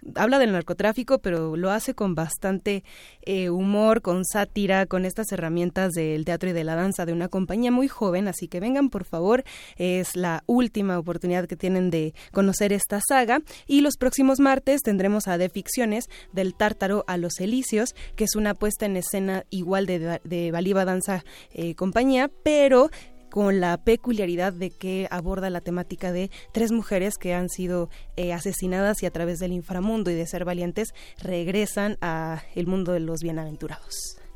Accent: Mexico; nuestra historia como mexicanos

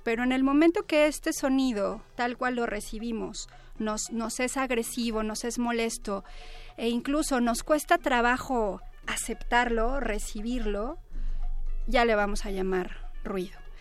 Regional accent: Puebla, Mexico; now in Mexico City, Mexico; soy, este, pues, foránea, yo nací en Puebla, cuando llegué aquí

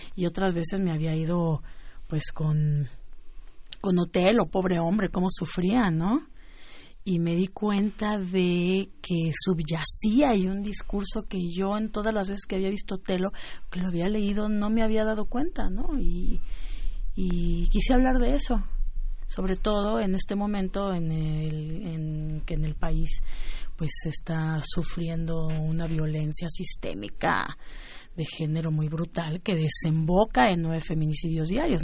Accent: Celaya, Guanajuato, Mexico; por el Bajío, como por donde yo crecí, que fue en Celaya

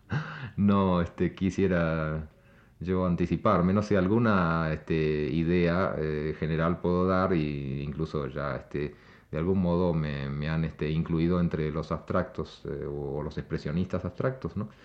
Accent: Argentina; now in Mexico; en mi país, Argentina

